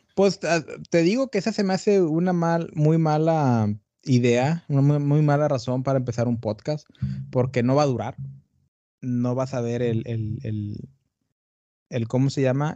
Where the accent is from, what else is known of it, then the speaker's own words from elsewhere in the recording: Tamaulipas, Mexico; also born or lived in Brownsville, Texas; Yo soy de Tamaulipas, del norte de México.